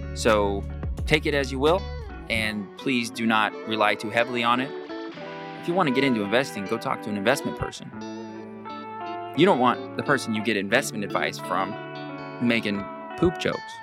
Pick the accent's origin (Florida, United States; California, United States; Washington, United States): Washington, United States; Pacific County; growing up in Pacific County as a local boy, quite like myself